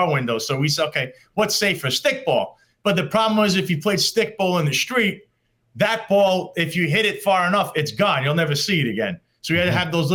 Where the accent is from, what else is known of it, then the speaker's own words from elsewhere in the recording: New York City, New York, United States; also born or lived in Florida / Dyker Heights, Brooklyn / Bay Ridge, Brooklyn; I was born in Victory Memorial Hospital back in 1982, which was the neighborhood hospital of Bensonhurst, New York. And Bensonhurst is part of Brooklyn. So I was a Brooklyn kid.